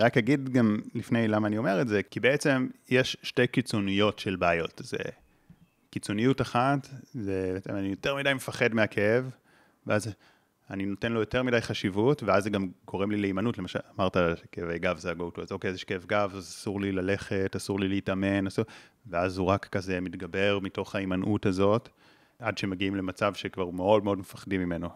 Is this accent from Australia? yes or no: no; Israel; גדלתי בקיבוץ